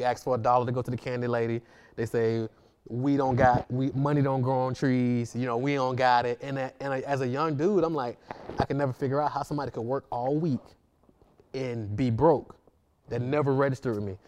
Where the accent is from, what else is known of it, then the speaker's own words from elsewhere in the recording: Atlanta, Georgia, United States; I grew up in Atlanta